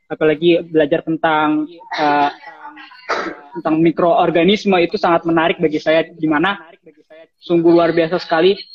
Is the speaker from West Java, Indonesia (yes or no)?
no; Cilegon, Banten, Indonesia; also born or lived in Serang; Terus uh, saya asalnya dari Cilegon Banten tapi saya lahir di Serang.